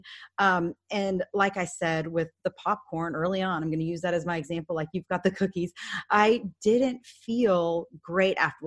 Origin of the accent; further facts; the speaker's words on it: Dallas, Texas, United States; that happened in my hometown.